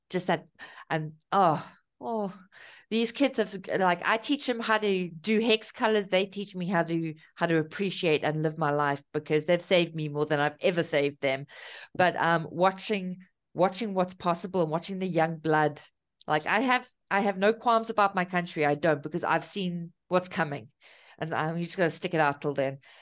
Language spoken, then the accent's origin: English; South Africa; also born or lived in Cape Town; So I'm from South Africa. I'm currently in Cape Town.